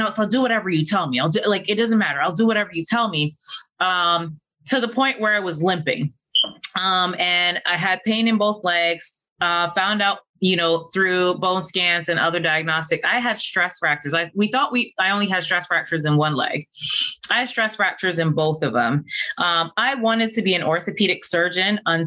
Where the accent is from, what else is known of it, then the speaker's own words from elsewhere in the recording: Barbados; moved away as an adult; now in Duluth, United States; I am originally from Barbados. I left Barbados on a college scholarship, an athletic scholarship to play volleyball here in the US